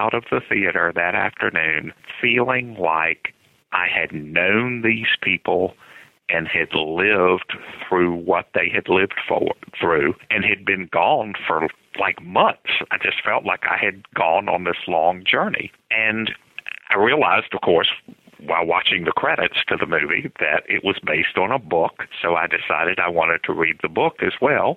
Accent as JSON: {"language": "English", "town": "Lynchburg", "region": "Virginia", "country": "United States", "tie": "born or raised there", "said": "Grew up in Lynchburg, Virginia"}